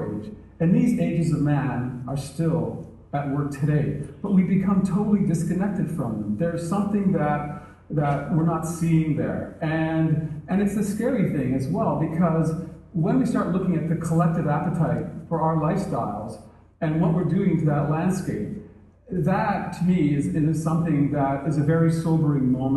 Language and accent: English; Canada; as a Canadian. We had this great north, and there was a pretty small population, and my father was an avid outdoorsman, so I really had a chance to experience